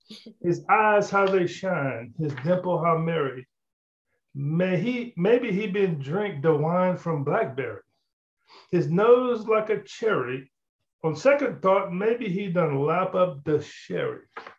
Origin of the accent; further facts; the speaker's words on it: Louisiana, United States; I grew up in South Louisiana. So some people might say I have an accent on occasion.